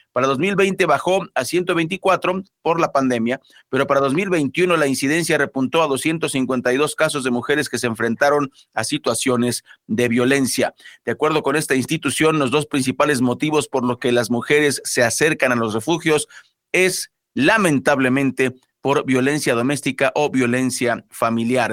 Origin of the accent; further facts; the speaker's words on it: Mexico; no somos nuevos los mexicanos